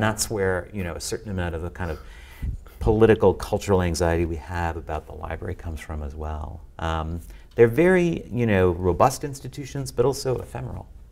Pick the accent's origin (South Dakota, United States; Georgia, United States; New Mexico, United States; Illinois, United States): Illinois, United States; just outside of Chicago; I grew up just outside of Chicago